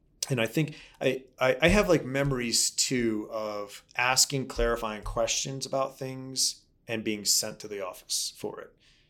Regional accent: Baltimore, Maryland, United States; I grew up in Baltimore

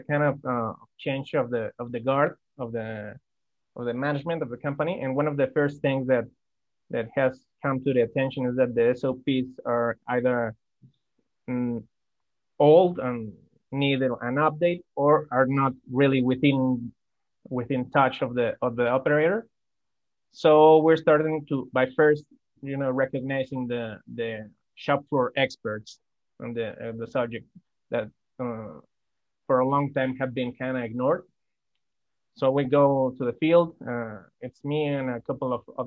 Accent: Durango, Mexico; now in Guadalajara, Mexico; I was born in Durango, Mexico. I moved to Guadalajara to find better job opportunities.

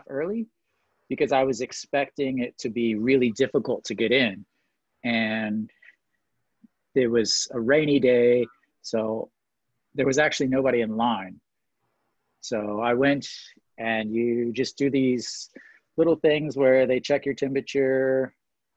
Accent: Missouri, United States; now in Daejeon, South Korea; I'm from Missouri

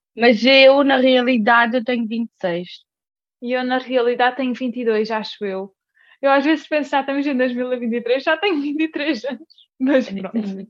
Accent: Algarve, Portugal; como algarvia

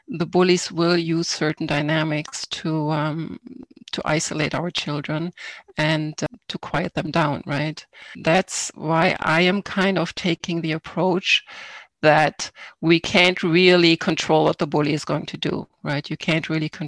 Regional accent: Germany; now in Canada; I was born in Germany. I grew up in a small town over there. I came to Canada in 1989.

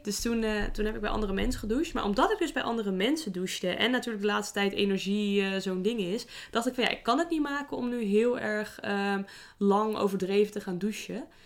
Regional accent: Netherlands; wij gemiddeld als Nederlanders

